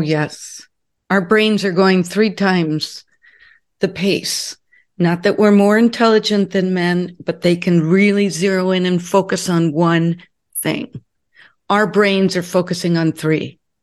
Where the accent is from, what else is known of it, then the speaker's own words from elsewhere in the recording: Southern California, United States; moved away as an adult; also born or lived in Newport Beach, California / Connecticut; I grew up in Southern California, built my business in Newport Beach, California, and when I became a national training officer, I had to move to Connecticut.